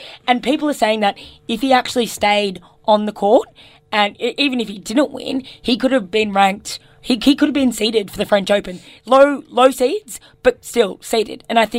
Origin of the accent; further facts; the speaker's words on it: Australia; as an Australian